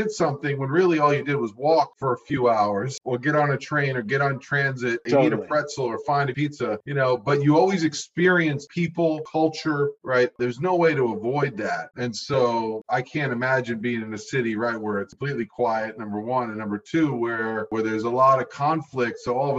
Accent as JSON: {"language": "English", "town": "New York City", "region": "New York", "country": "United States", "tie": "born or raised there", "said": "As a New Yorker grew up"}